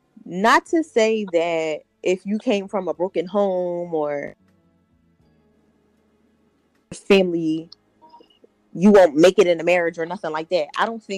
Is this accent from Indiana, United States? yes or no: no; Philadelphia, Pennsylvania, United States; now in Delaware County, United States; I am from Philly originally, but I traded on Philly. I live in Delco now.